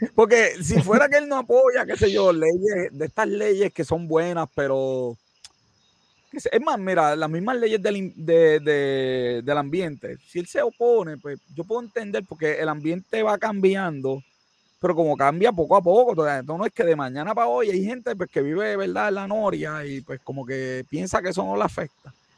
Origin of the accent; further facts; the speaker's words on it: Puerto Rico; hoy me siento bien ser puertorriqueño